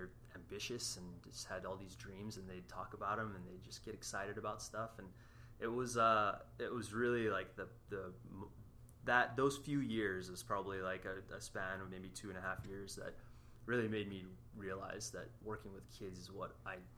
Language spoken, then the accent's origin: English; Canada; moved away; I'm Canadian